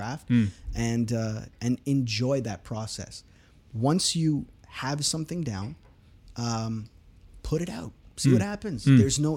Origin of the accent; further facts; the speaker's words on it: Nagpur, Maharashtra, India; moved away; Orange City is my hometown, where I was born in India, is called Orange City.